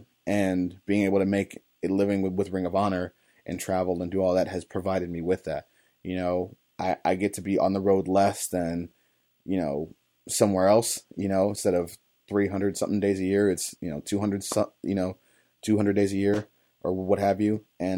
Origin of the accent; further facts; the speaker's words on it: East Cleveland, Ohio, United States; I grew up in East Cleveland, on the east side of Cleveland, Ohio. I grew up, you know, blue collar as they come, or even less than that, you know